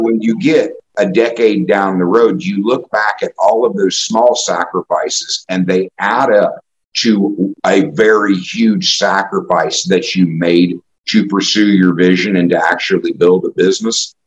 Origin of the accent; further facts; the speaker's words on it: Indianapolis, Indiana, United States; also born or lived in Kokomo, Indiana; I, I, grew up in indianapolis